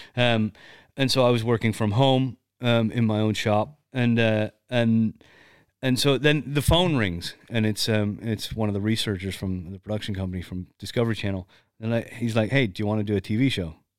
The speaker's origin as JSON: {"language": "English", "country": "Canada", "said": "I'm not American, but I'm Canadian."}